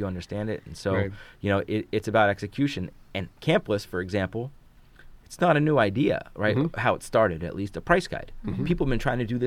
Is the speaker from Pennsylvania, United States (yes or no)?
yes; Philadelphia, Pennsylvania, United States; moved away as an adult; also born or lived in Atlanta / New York / Barcelona; now in Detroit, United States; I grew up in Philly